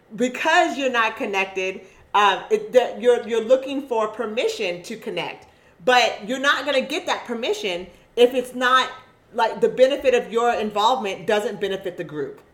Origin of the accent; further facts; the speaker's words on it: Eugene, Oregon, United States; my experience living as a black woman, growing up in Eugene